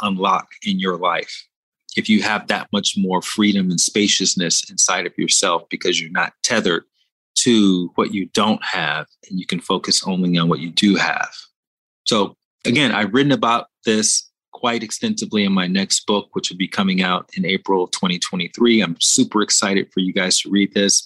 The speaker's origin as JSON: {"language": "English", "town": "Montgomery", "region": "Alabama", "country": "United States", "tie": "born or raised there", "said": "I went to one of the biggest schools in my hometown, Montgomery, Alabama, Sidney Lanier High School"}